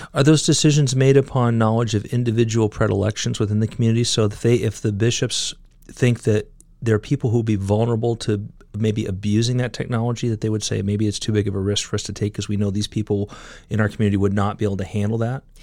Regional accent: California, United States; now in Ohio, United States; I grew up in California

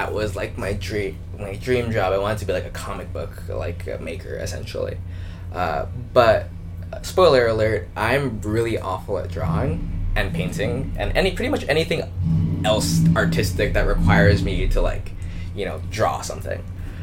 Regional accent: Los Angeles, California, United States; moved away as an adult; also born or lived in San Diego / Seattle; I grew up in Los Angeles

